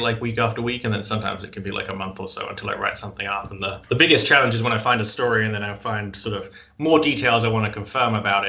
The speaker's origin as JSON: {"language": "English", "country": "United Kingdom", "tie": "born or raised there", "also_born_or_lived": "Scotland", "moved": "as an adult", "lives_now": "Maine, United States", "said": "I am not from New England originally. I am from Old England. I grew up just outside of London, but I've been living in Maine for about 10 years now."}